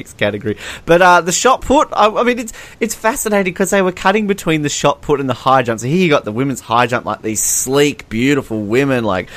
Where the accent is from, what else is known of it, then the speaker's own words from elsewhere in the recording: Australia; as an Australian